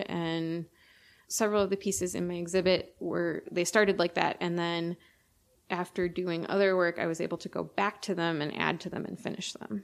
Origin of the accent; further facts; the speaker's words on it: Milwaukee, Wisconsin, United States; I grew up in the Milwaukee area